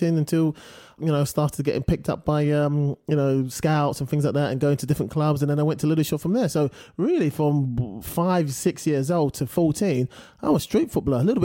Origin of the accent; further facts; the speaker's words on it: London, United Kingdom; my life growing up in East London